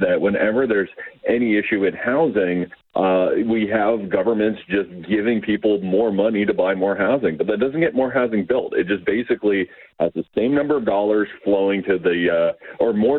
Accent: London, Ontario, Canada; my hometown of London, Ontario

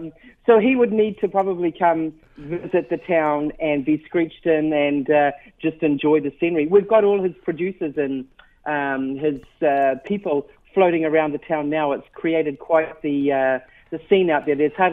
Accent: New Zealand; now in Dildo, Canada; I'm not a born and bred Dildorian. I'm from New Zealand

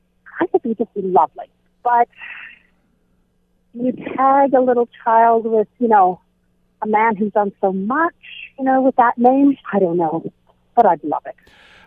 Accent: Canada; I'm such a Canadian.

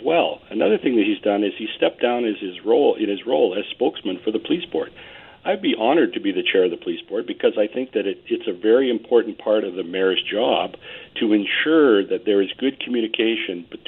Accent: Vancouver, British Columbia, Canada; I was born in Vancouver. My father was born in Vancouver. I have a deep understanding of this city

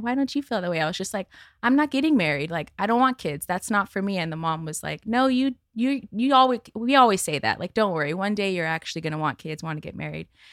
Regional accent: Santa Monica, California, United States; I grew up in Santa Monica

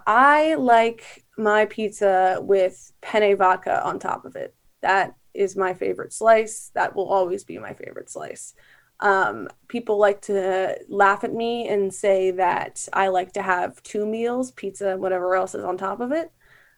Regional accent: New Jersey, United States; moved away; also born or lived in South Carolina / Texas; So I grew up in New Jersey and I've lived in South Carolina and Texas, and people hate hearing me talk about this because I am a North Jersey, New York pizza snob

